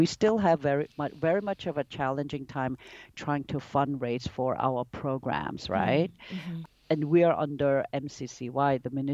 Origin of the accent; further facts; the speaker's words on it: New York, United States; moved away as an adult; also born or lived in Korea / Italy / Singapore; I was born in Korea, but I grew up in New York